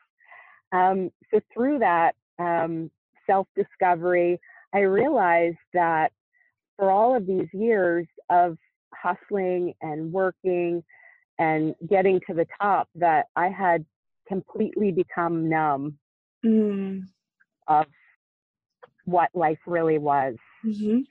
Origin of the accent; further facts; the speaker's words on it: Nova Scotia, Canada; moved away; also born or lived in Ontario, Canada; I moved away from my hometown of Nova Scotia, Canada, to Ontario, Canada